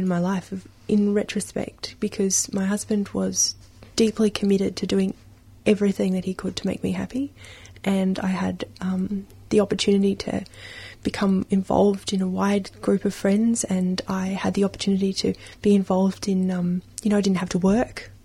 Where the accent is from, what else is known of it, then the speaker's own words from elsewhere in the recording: Sydney, New South Wales, Australia; moved away; also born or lived in Canberra / Melbourne / China; Sydney, where I grew up